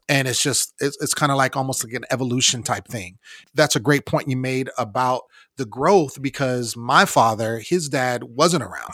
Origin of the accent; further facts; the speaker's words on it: West Coast, United States; I grew up on the West Coast